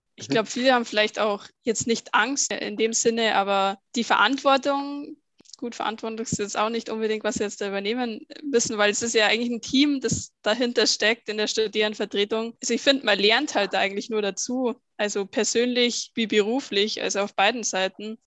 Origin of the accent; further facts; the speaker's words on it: Bavaria, Germany; Ich komme aus Bayern